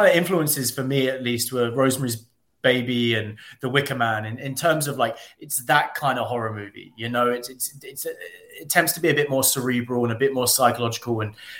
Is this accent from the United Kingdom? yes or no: yes; United Kingdom; a lot of people would think that I'm American and kind of shocked when I'm British, especially at Comic-Cons.